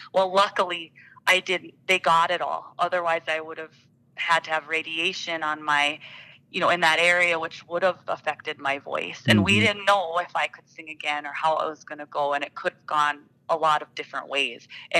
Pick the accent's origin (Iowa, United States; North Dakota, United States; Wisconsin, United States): North Dakota, United States; Watford City; when I was growing up in Watford, the whole community was 1,200 people. You know, I graduated 2001.